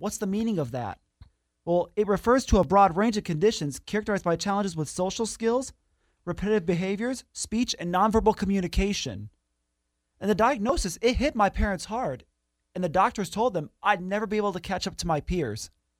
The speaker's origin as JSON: {"language": "English", "town": "Kansas City", "region": "Missouri", "country": "United States", "tie": "born there", "also_born_or_lived": "Grand Rapids, Michigan", "said": "Okay, so I was born in Kansas City, Missouri in October 1997, mm-hmm."}